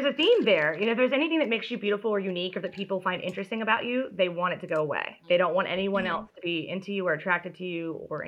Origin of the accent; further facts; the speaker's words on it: Dacula, Georgia, United States; I'm from Dacula, Georgia.